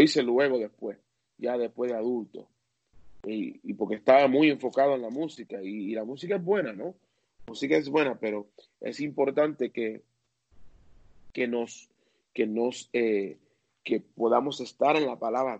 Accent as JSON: {"language": "Spanish", "region": "New Jersey", "country": "United States", "tie": "born or raised there", "said": "en el pueblo donde yo me crié, en New Jersey, que es el estado cerca de Nueva York"}